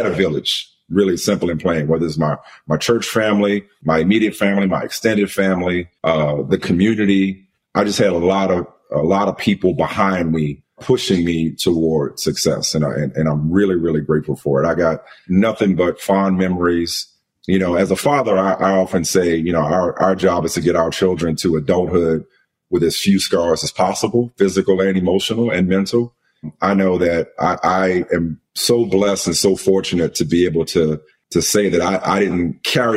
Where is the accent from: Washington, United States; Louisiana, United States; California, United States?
Louisiana, United States; New Orleans; I grew up in New Orleans